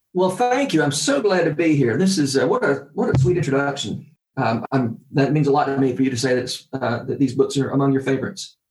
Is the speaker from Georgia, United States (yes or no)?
yes; Warner Robins, Georgia, United States; moved away as an adult; also born or lived in Nashville, Tennessee; I went down to my hometown for the summer to, to work on a remodeling crew